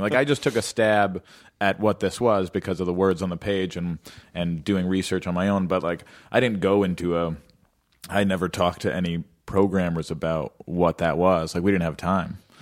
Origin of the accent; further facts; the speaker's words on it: Los Angeles, California, United States; I grew up in L